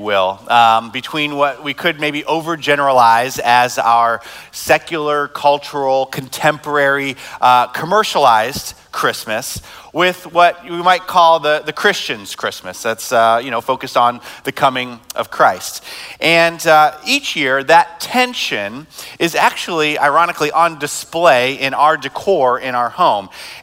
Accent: United States; as American

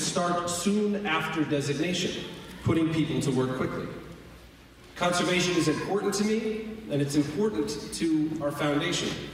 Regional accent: Dover-Foxcroft, Maine, United States; I was born in Dover Foxcroft, and I grew up hunting and fishing and enjoying the outdoors in the north woods of Maine

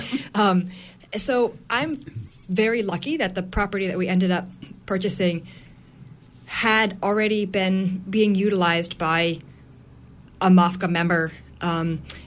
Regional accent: Massachusetts, United States; moved away as an adult; also born or lived in New York City; now in Union, Maine, United States; I'm from Massachusetts

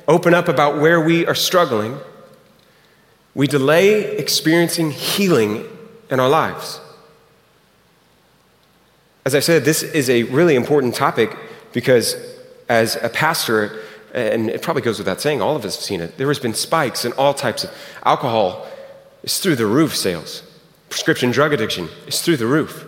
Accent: Houston, Texas, United States; moved away; It's fun to be back in Houston. I'm from Houston originally.

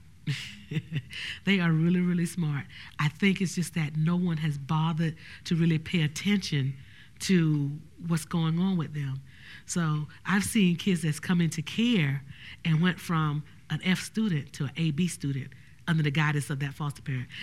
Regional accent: Orangeburg, South Carolina, United States; I was raised in Orangeburg, South Carolina and not Bronx, New York.

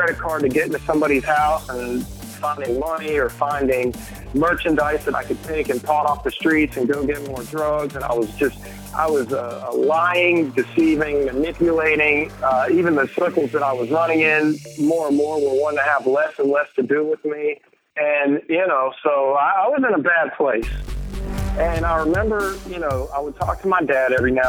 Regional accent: Lexington, North Carolina, United States; I'm from Lexington, North Carolina

